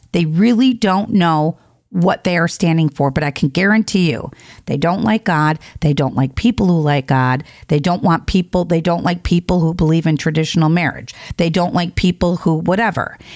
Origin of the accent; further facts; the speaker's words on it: Chicago, Illinois, United States; moved away; I'm from Chicago